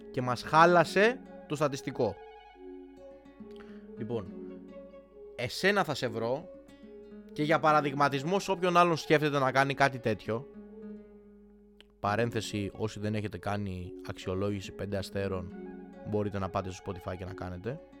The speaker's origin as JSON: {"language": "Greek", "country": "Greece", "said": "Δηλαδή 27 Οκτώβρη δεν είμαστε Έλληνες και έχουμε έξω τη, ε, ξέρω εγώ, τη σημαία της Αργεντινής γιατί είναι μόδα."}